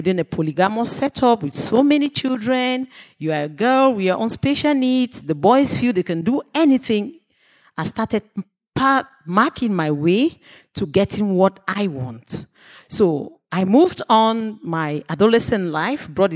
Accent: Cameroon; from Cameroon.

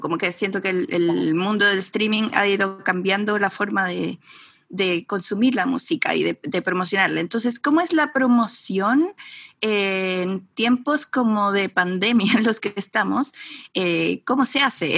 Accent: Mexico; now in Chile; yo crecí en México y ah. luego eh, me vine a Chile

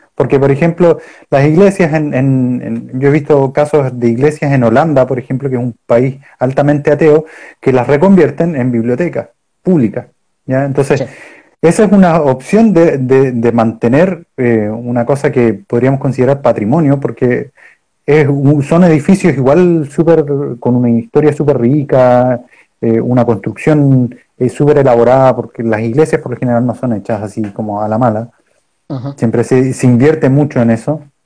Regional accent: Punta Arenas, Magallanes and Chilean Antarctica, Chile; yo soy de Punta Arenas y en Punta Arenas está lleno de estatuas

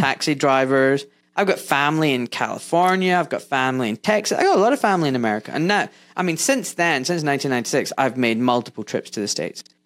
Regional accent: Scotland, United Kingdom; moved away as an adult; now in England; I was born in Scotland. I now live in England, but when I was in Scotland doing med school

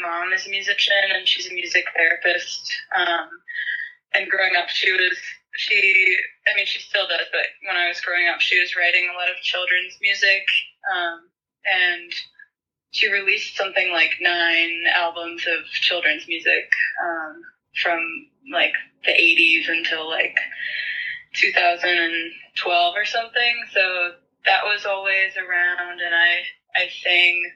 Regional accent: Charlottesville, Virginia, United States; I grew up in Virginia

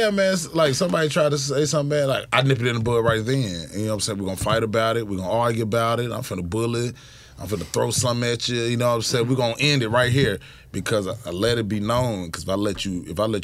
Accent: the South, United States; Yeah, I grew up in the South

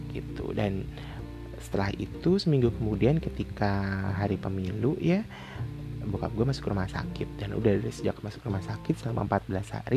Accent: Java, Indonesia; gue tuh bilang bokap gue adalah bapak gitu karena gue orang Jawa

